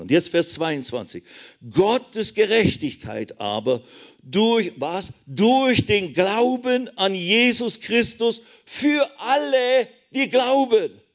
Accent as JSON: {"language": "German", "country": "Switzerland", "said": "ich bin ja Schweizer, Bünzli, klein, alles klein"}